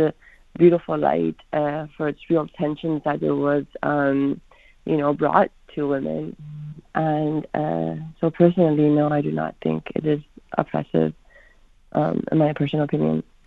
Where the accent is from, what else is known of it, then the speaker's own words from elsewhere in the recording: Florida, United States; when I grew up here in Florida and on the day of 9/11 was when I wore I'm Pakistani